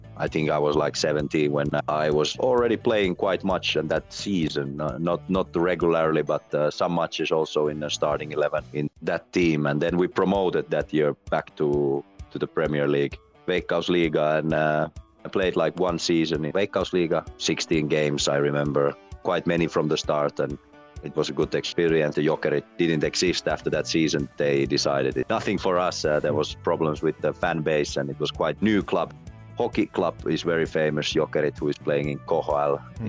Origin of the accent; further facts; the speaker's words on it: Vantaa, Uusimaa, Finland; moved away as an adult; also born or lived in Netherlands / Slovenia; I played hockey, also organized hockey up here in my hometown